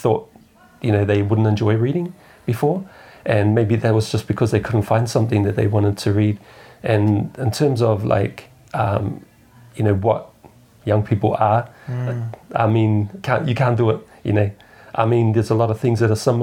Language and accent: English; New Zealand; being a Kiwi